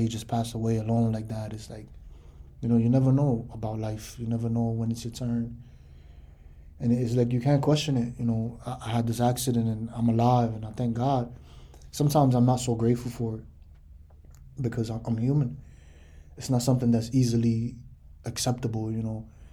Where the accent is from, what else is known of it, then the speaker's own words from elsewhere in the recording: New York City, New York, United States; Growing up in the Bronx is tough